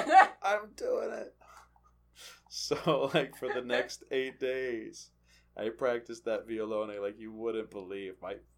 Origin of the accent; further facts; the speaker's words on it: Charlottesville, Virginia, United States; I grew up in Charlottesville.